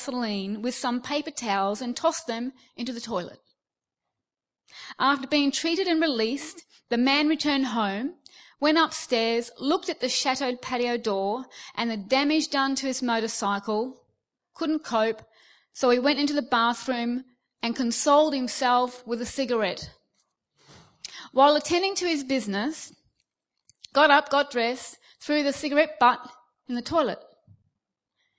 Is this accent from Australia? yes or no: yes; Australia; moved away as an adult; now in United Kingdom; Now, I'm Australian, okay? I've been here almost 5 years.